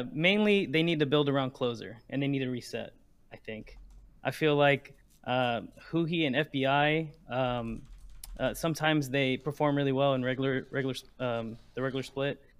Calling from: Houston, Texas, United States

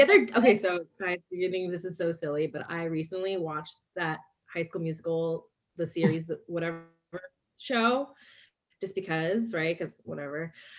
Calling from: Irvine, California, United States; I'm calling from Irvine, California.

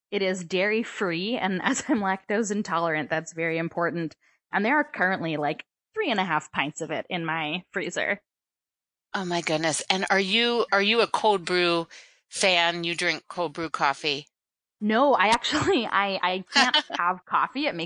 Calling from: Philadelphia, Pennsylvania, United States; I'm in uh, Philadelphia.

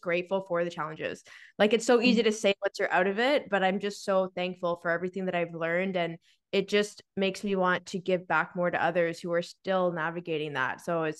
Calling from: Victoria, British Columbia, Canada; So I am joining from Victoria, BC. So Nicole and I are both in Victoria

